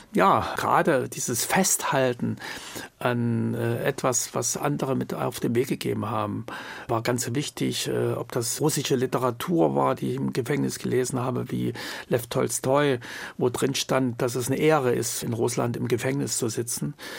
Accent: Jena, Thuringia, Germany; moved away as an adult; also born or lived in West Berlin; nach Hause, nach Jena und dort, wo meine Heimat ist

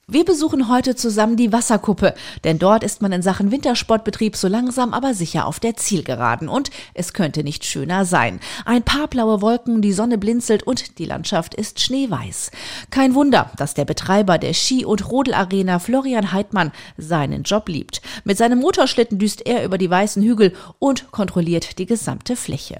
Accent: Germany; wir als Deutsche

